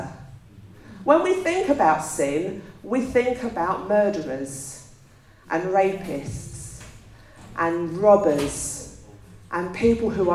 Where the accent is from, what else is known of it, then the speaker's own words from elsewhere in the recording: England, United Kingdom; we're English